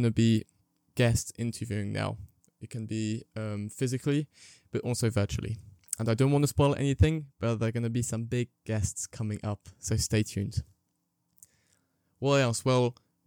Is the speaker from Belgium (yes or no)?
yes; Belgium; moved away as an adult; now in Lancaster, United Kingdom; I am French and English, and I was raised in Belgium.